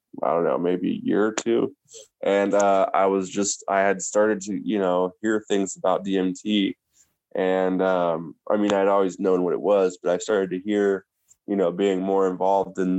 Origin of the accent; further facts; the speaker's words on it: Tacoma, Washington, United States; my hometown of Washington, hometown Tacoma, Washington.